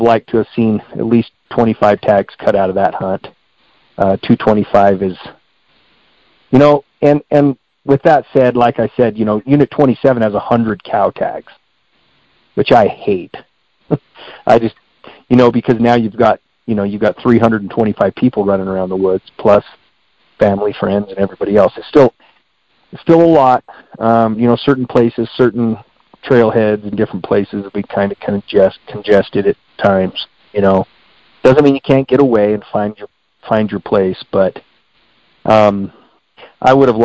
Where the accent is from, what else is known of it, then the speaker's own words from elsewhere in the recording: Springerville, Arizona, United States; I grew up in Unit 1. I live right here in Springerville and Eager